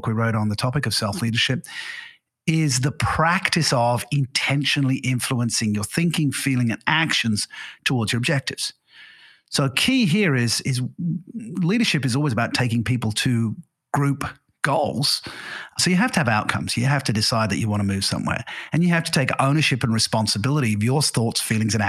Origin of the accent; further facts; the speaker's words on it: England, United Kingdom; moved away as an adult; also born or lived in Singapore; now in Portugal; English by birth. I went to an English grammar school